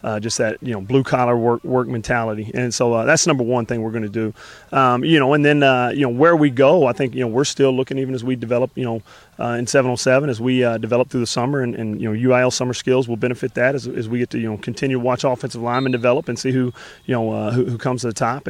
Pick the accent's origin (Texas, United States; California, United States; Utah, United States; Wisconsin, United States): Texas, United States; Wimberley; now in Gatesville, United States; growing up in Wimberley, right next to Driftwood